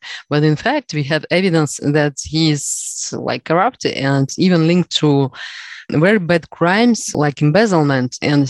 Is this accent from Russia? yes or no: yes; Siberia, Russia; English is a second language; moved away as an adult; now in Paris, France; I was born in Siberia, in Russia, and my first graduation is in international relations.